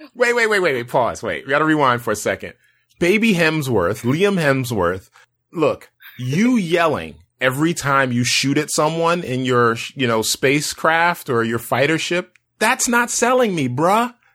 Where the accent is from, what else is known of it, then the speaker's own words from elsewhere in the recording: United States; as an American science fiction lover